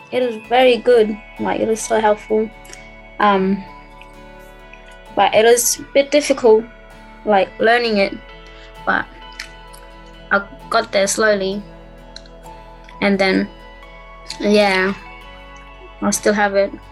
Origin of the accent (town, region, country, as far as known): Townsville, Queensland, Australia